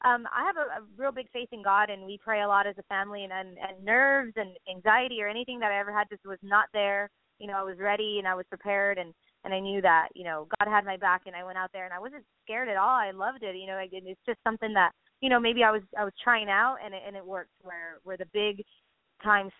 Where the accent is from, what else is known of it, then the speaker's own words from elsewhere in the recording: San Benito, Texas, United States; my hometown, San Benito, where I was, you know, originally born and raised